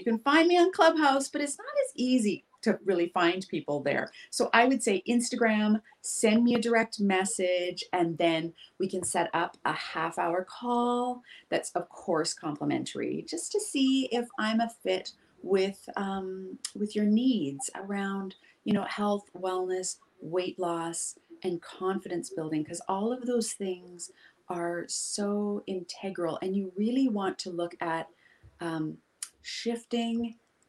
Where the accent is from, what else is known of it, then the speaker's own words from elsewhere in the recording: Pacific Northwest, United States; You can tell I grew up in the Pacific Northwest because I always use like forest analogies or beach analogies